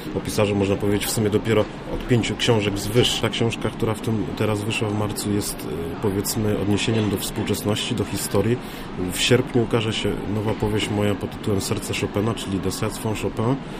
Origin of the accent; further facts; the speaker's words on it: Warmian-Masurian Voivodeship, Poland; Ja pochodząc z Warmii Mazur